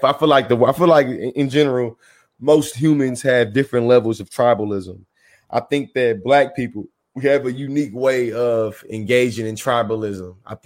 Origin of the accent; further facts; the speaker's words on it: Bryan, Texas, United States; The black folks where I'm from in Bryan, it's different over there